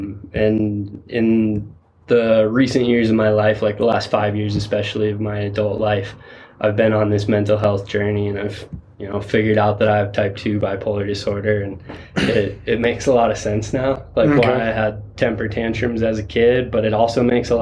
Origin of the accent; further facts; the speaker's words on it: Silverthorne, Colorado, United States; also born or lived in Vail, Colorado; I grew up just over the pass in Summit County in Silverthorne, and I was born in Vail